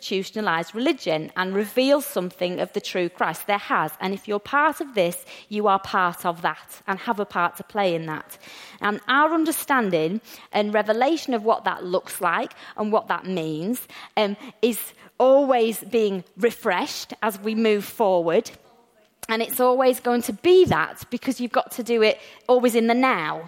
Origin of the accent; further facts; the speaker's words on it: England, United Kingdom; We English people